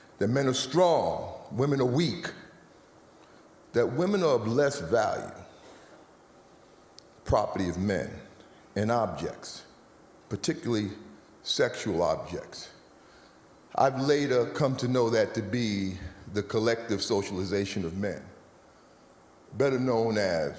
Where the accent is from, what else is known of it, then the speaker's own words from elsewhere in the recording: New York City, New York, United States; So I grew up in New York City, between Harlem and the Bronx.